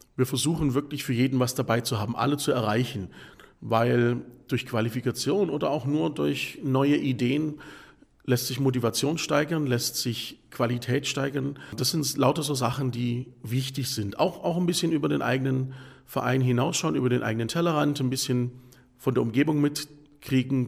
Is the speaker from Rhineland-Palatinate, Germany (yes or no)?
no; the Ländle, Baden-Württemberg, Germany; bei uns im Ländle